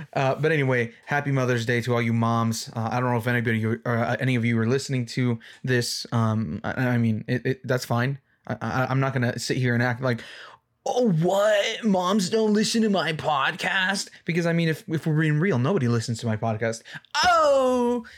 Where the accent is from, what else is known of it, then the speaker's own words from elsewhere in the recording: Mexico; first language English; I'm Mexican